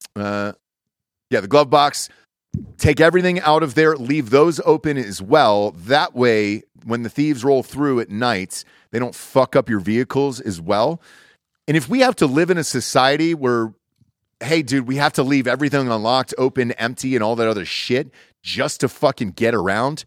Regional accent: Georgia, United States; I grew up in Georgia

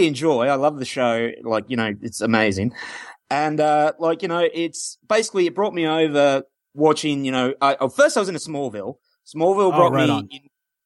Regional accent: Australia; now in New York, United States; I'm Australian, but I live in New York

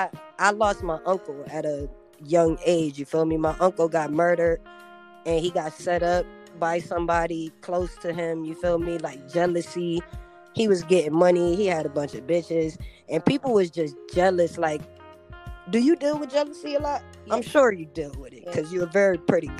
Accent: Rochester, New York, United States; I come from Rochester. I was born in Rochester, New York

